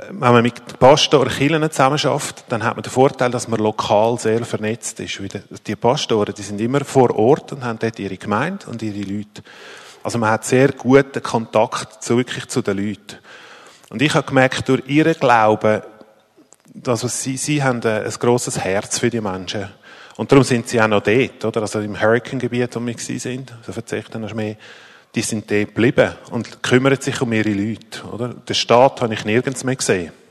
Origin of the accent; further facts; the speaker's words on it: Zurich, Switzerland; Ich komme ursprünglich aus dem Zürich Oberland und wohne seit bald 13 Jahren in Zürich